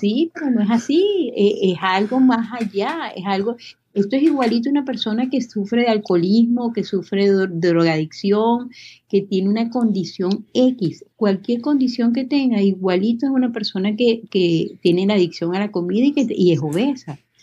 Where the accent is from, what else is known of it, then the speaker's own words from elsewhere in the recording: Venezuela; moved away as an adult; also born or lived in Miami, United States; now in Texas, United States; Soy venezolana, nacida en Miami, este, tengo, este, bueno, viví toda mi vida en Venezuela